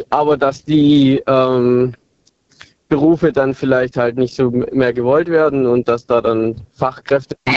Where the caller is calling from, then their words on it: Balingen, Baden-Württemberg, Germany; Äh, aus Balingen, wenn es was sagt.